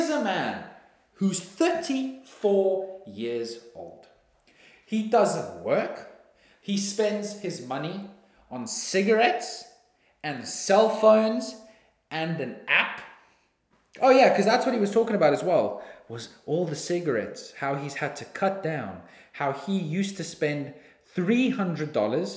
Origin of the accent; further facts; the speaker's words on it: South Africa; moved away as an adult; now in Australia; I'm from South Africa